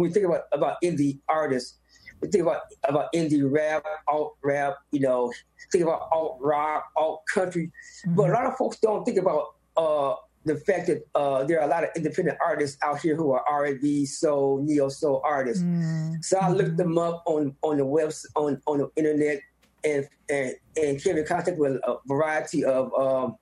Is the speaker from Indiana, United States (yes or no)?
yes; Gary, Indiana, United States; now in South Bend, United States; I'm originally from Gary, Indiana.